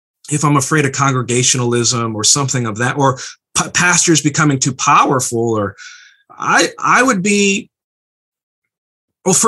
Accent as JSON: {"language": "English", "town": "Berrien Springs", "region": "Michigan", "country": "United States", "tie": "born or raised there", "said": "I grew up in the Mecca, Bering Springs, and I was raised in the system"}